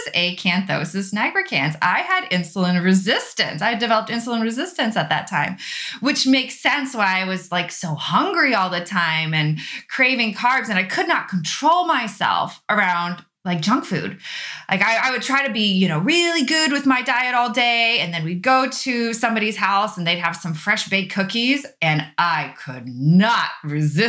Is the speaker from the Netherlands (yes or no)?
yes; Netherlands; also born or lived in Austria / Arizona / Texas; now in Illinois, United States; I grew up in Europe. I'm from the Netherlands. My family's from the Netherlands, and I grew up in the Netherlands and in Austria